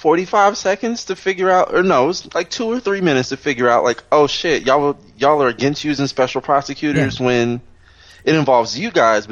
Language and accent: English; Chicago, Illinois, United States; now in Los Angeles, United States; Motherfucker, I'm from Chicago. They're corrupt as it comes.